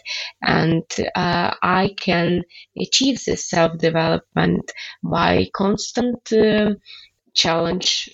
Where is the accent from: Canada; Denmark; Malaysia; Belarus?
Belarus; moved away as an adult; now in Lithuania; I will come back to Belarus because I really love my home country